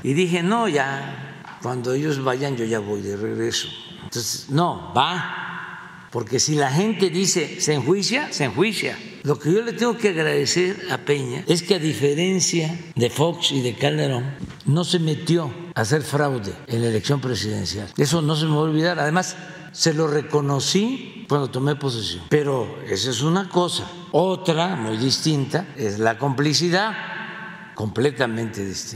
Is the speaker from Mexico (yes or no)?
yes; Mexico